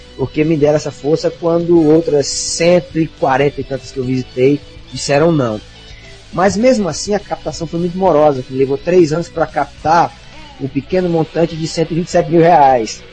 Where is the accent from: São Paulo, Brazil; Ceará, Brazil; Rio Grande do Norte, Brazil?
Ceará, Brazil; Senador Pompeu; moved away; also born or lived in Fortaleza; E estudei minha infância no interior chamado Senador Pompeu